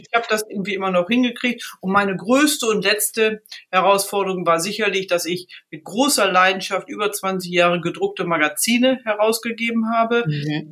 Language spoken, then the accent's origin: German; Riesenbeck, North Rhine-Westphalia, Germany; ich komme aus einer klassischen Reitsportfamilie, komme aus dem Ort Riesenbeck